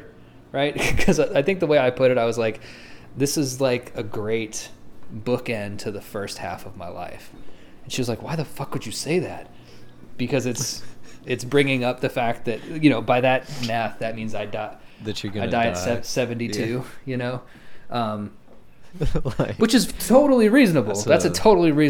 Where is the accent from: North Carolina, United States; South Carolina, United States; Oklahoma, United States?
Oklahoma, United States; Lawton; moved away; I'm actually going to move back to my hometown in Lawton, because it's cheaper